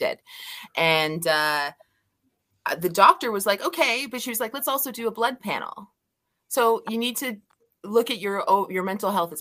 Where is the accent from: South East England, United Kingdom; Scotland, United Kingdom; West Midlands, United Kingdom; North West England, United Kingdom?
Scotland, United Kingdom; I'm Scottish